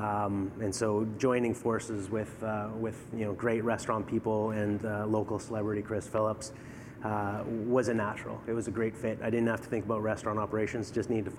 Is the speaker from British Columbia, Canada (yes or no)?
yes; British Columbia, Canada; now in Ottawa, Canada; I grew up in BC on the West Coast